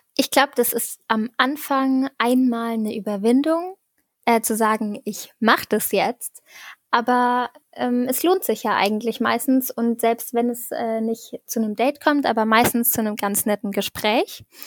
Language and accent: German; Saarbrücken, Saarland, Germany; ich komme aus Saarbrücken